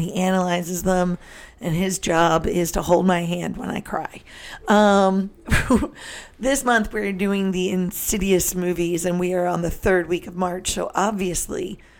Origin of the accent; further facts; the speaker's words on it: New Jersey, United States; Hi, I'm from New Jersey.